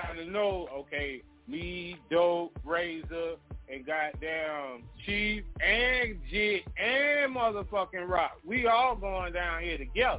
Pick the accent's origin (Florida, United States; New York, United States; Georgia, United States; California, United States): New York, United States; Yeah, I was going to say, because I'm from New York, and when you ride them subways, it's just like any other city.